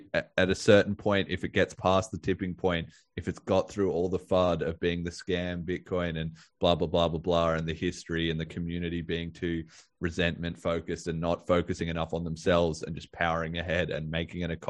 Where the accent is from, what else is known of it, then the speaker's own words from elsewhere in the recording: Australia; I'm Australian